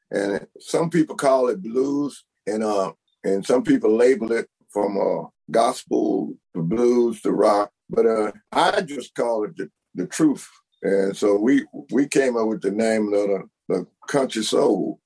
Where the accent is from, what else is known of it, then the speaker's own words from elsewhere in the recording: Bernice, Louisiana, United States; my hometown, uh, come to Bernice